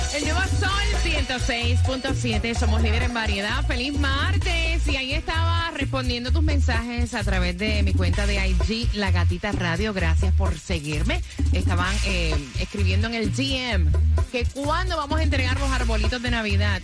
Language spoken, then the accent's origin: Spanish; Puerto Rico; moved away as an adult; also born or lived in Orlando; viajamos y salimos de Puerto Rico